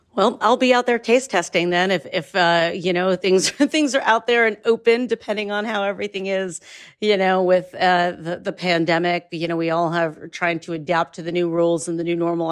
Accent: Northeast Ohio, United States; I have grown up around the fact that Northeast Ohio, particularly Geauga County, is a major maple producer

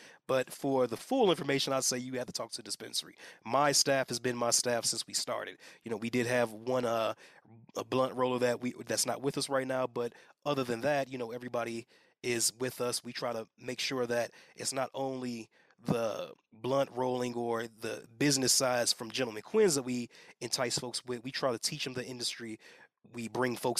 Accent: Gary, Indiana, United States; moved away as an adult; also born or lived in Atlanta, Georgia; now in Colorado, United States; My family's in the Midwest. I'm from Gary, Indiana

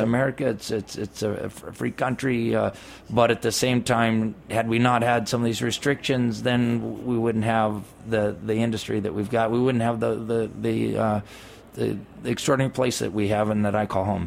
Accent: California, United States; I'm from California

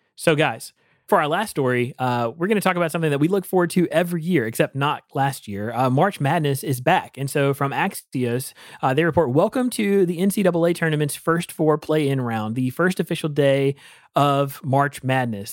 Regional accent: Eastern North Carolina, United States; Growing up in Eastern North Carolina

